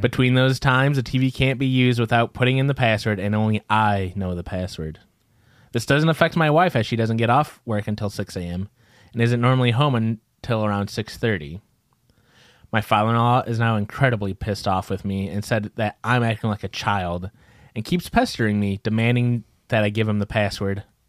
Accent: Midwest, United States; we're from the Midwest

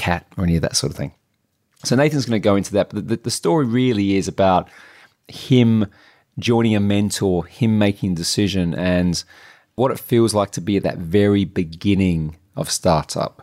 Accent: Adelaide, South Australia, Australia; moved away; we grew up together in Adelaide, South Australia

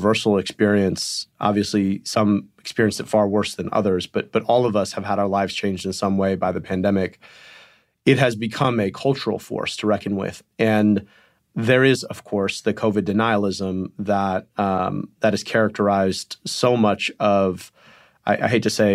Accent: Michigan, United States; In Michigan, my home state

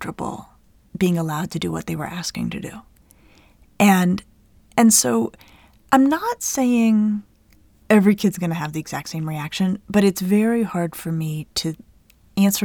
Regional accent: United States; we're American

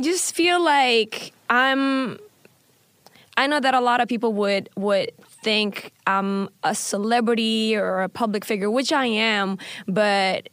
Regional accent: Jakarta, Indonesia; English is a second language; moved away as an adult; now in Los Angeles, United States; born and raised in Jakarta

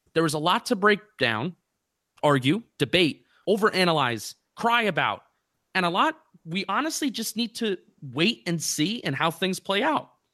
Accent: New Jersey, United States; moved away as an adult; also born or lived in Philadelphia / Washington, D.C.; I'm from Jersey, but I'm about to be once again for the third year in a row a transplanted Yankee and Giant fan

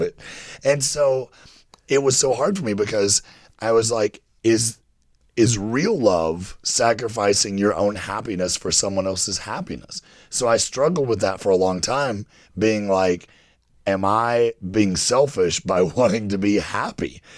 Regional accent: Kentucky, United States; I grew up in Kentucky, very religious, Bible Belt

